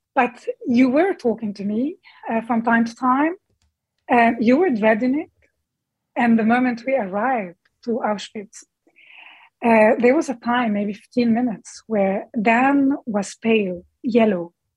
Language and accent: English; Bekaa Valley, Beqaa, Lebanon; moved away as an adult; also born or lived in Damascus, Syria; I grew up in the Bekaa Valley.